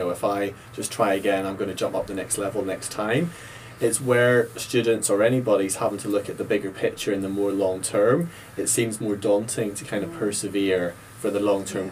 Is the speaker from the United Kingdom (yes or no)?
yes; Ballymena, Northern Ireland, United Kingdom; I grew up in Ballymena, Northern Ireland